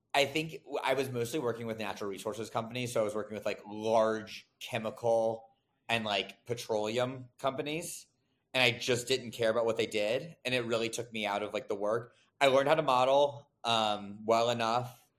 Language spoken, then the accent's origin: English; Raleigh, North Carolina, United States; moved away as an adult; I'm from Raleigh